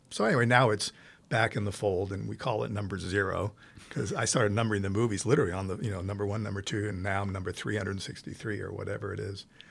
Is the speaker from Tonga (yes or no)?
no; Italy; moved away; growing up in Italy, I saw so many wonderful movies, first in Italian